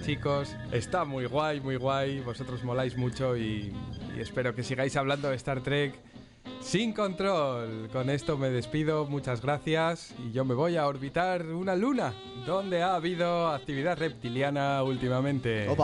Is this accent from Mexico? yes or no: no; Spain; yo soy humano del Distrito España